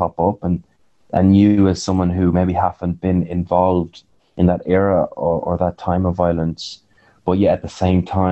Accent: Nenagh, Munster, Ireland; I'm from a small town in Tipperary

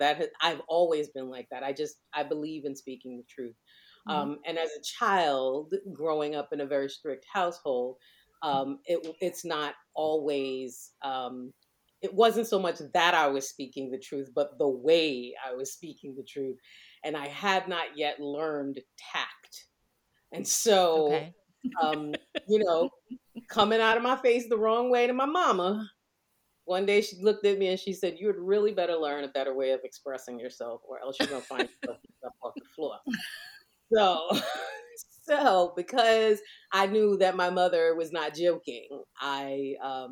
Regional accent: New York City, New York, United States; growing up in New York, we had something called summer youth employment

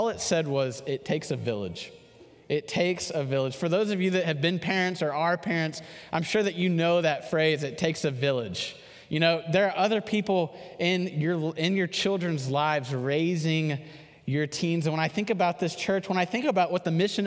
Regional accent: Houston, Texas, United States; I'm from Houston, and there was 10 of us that lived in this subdivision together

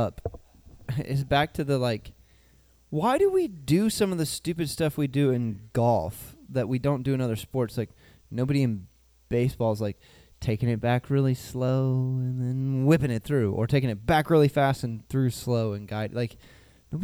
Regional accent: Northern Ohio, United States; I grew up in Northern Ohio

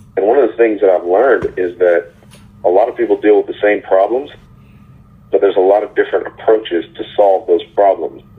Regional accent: Texas, United States; I'm from Texas

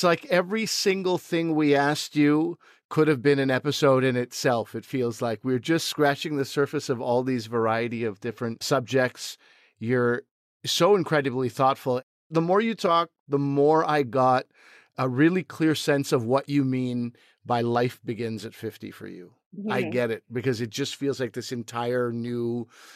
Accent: Toronto, Ontario, Canada; my hometown and your adopted hometown, Toronto

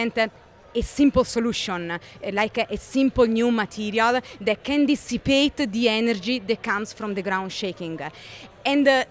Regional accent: Rome, Lazio, Italy; moved away as an adult; now in California, United States; my home country, Italy, where 300 people died. And this was very close to my home city, Rome

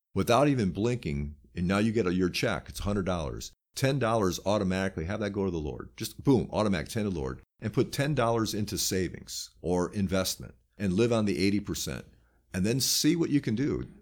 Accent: United States; I'm an American

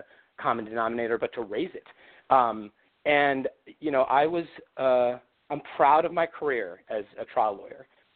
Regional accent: Baltimore, Maryland, United States; I was a boy from Baltimore

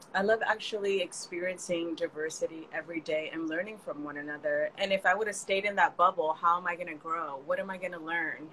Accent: California, United States; now in New York, United States; I grew up in California and all of my friends were Mexican

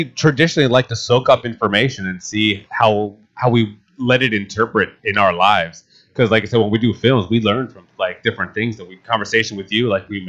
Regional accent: Atlantic City, New Jersey, United States; now in Florida, United States; I am actually from the Jersey Shore. I'm from Atlantic City.

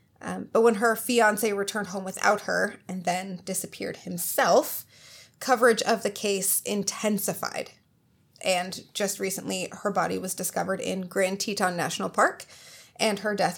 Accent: England, United Kingdom; Because before I know it, I'm English, and that's just not appropriate.

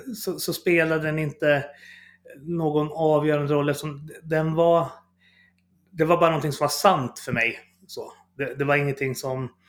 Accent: Fagersta, Västmanland, Sweden; jag kommer från Fagersta från början som en liten bruksort

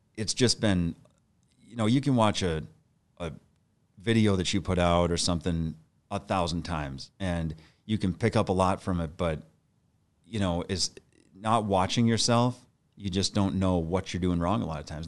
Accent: Bismarck, North Dakota, United States; moved away as an adult; now in Saint Paul, United States; I grew up in Bismarck, North Dakota, and, uh, then I moved to, uh, Saint Paul, Minnesota in nineteen ninety-eight

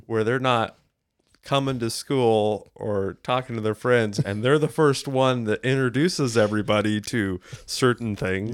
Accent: United States; I grew up in the States

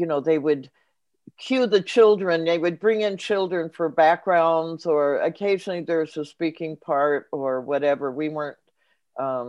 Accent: Los Angeles, California, United States; I grew up in Los Angeles, which is not far from Hollywood.

